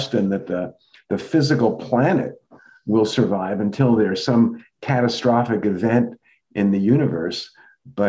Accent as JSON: {"language": "English", "town": "New York City", "region": "New York", "country": "United States", "tie": "born or raised there", "said": "growing up in the New York City metro area"}